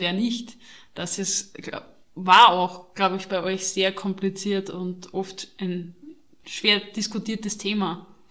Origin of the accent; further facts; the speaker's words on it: Austria; Bei uns in Österreich